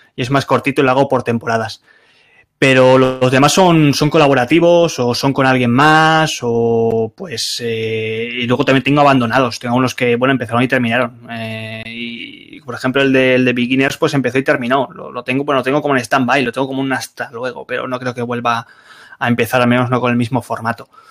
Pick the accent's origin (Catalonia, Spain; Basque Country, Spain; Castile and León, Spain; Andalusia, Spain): Catalonia, Spain; Barcelona; moved away as an adult; soy de Barcelona